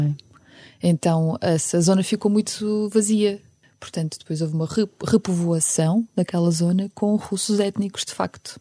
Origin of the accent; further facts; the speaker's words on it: Ukraine; now in Portugal; Apesar de a Ucrânia ser o meu país de origem, não é? Porque eu nasci lá